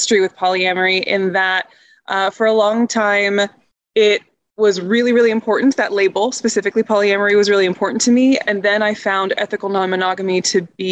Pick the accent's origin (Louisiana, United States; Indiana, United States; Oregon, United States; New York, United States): Indiana, United States; moved away as an adult; also born or lived in Chicago; I grew up in Indiana